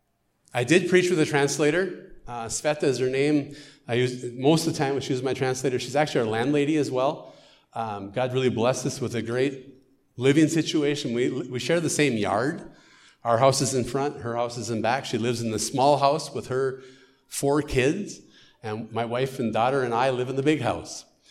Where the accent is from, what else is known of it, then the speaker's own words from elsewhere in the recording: United States; accent: American; now in Ukraine; my American accent